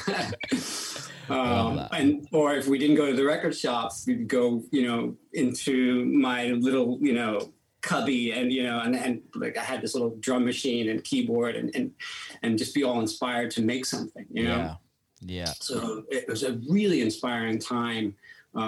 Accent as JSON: {"language": "English", "town": "New York City", "region": "New York", "country": "United States", "tie": "born or raised there", "said": "we grew up in Brooklyn, in Bensonhurst, Brooklyn, Italian neighborhood."}